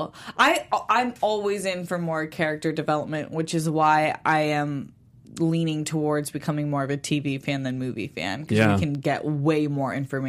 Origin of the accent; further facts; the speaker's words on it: San Diego, California, United States; San Diego. That's my hometown